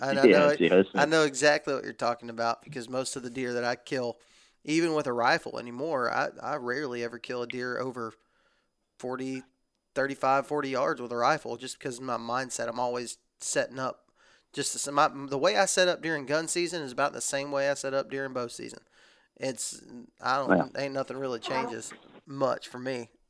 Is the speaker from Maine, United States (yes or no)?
no; Texas, United States; now in Alabama, United States; This is just how I was raised in the South. I was raised in Texas, and our rifle season is long. And then I moved to Alabama.